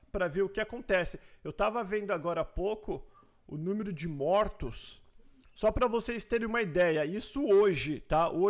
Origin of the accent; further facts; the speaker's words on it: Dourados, Mato Grosso do Sul, Brazil; Sou de Dourados, Mato Grosso do Sul.